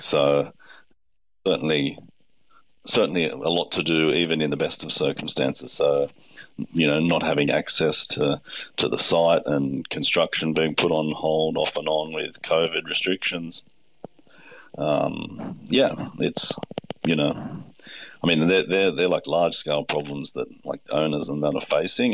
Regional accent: Blue Mountains, New South Wales, Australia; I grew up in the Blue Mountains, very working class family

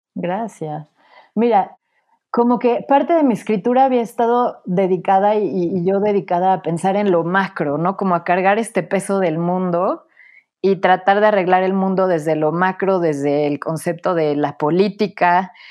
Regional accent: Puebla, Mexico; moved away as an adult; also born or lived in Mexico City / Paris / Berlin / Venice; Nací en la Ciudad de México, crecí en Puebla

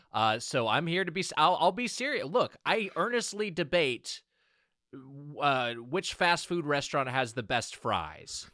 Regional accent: Lakewood, California, United States; Lakewood, California is my hometown

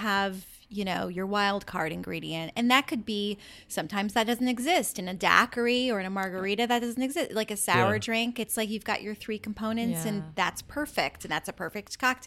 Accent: Pacific Northwest, United States; moved away; also born or lived in New York; I'm from the Pacific Northwest originally.

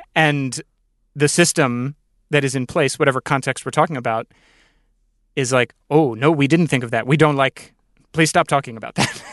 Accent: Northern Virginia, United States; I grew up in Northern Virginia

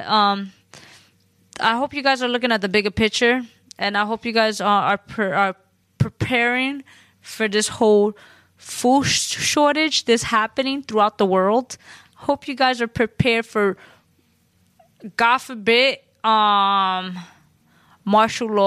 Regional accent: New York City, New York, United States; I'm Puerto Rican from the Bronx

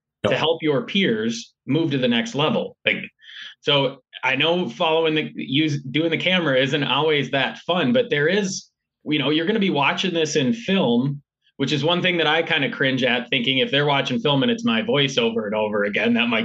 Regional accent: Minneapolis, Minnesota, United States; I grew up in the Minneapolis area

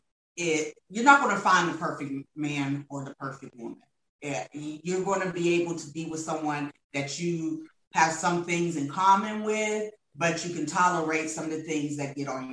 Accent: Ohio, United States; now in Georgia, United States; we're originally from Ohio. Since we moved to Georgia

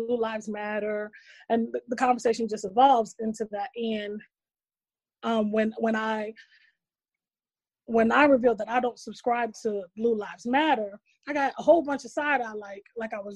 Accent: New York City, New York, United States; moved away; I'm from Brooklyn

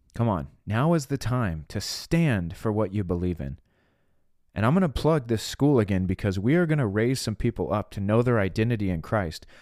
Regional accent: United States; I was born in America. God put me here on purpose." and this is my country.

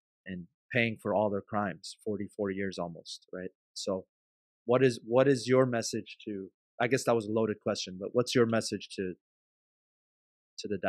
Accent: Maryland, United States; born or raised there; also born or lived in Iran

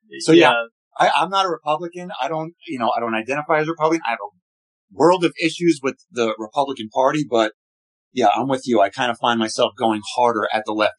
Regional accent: Brooklyn, New York, United States; now in Westchester, United States; I'm a father, born and raised in Brooklyn, currently live in Westchester.

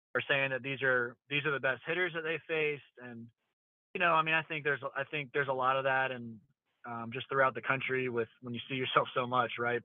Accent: Charlotte, North Carolina, United States; this is my hometown. I grew up here in Southeast Charlotte and went to Myers Park High School

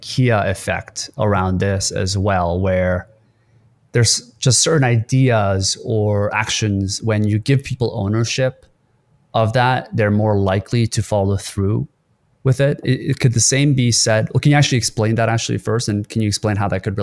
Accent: South Korea; now in Canada; I was born in Korea and I grew up there for a while. And I came to Canada

